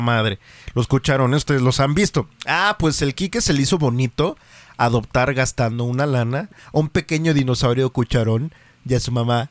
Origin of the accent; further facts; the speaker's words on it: Mexico; también como mexicanos